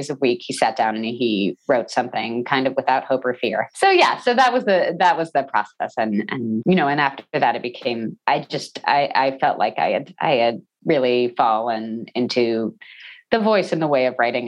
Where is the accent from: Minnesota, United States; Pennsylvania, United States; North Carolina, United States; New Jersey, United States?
New Jersey, United States; also born or lived in Texas / New York; I was born in Texas. I grew up in New Jersey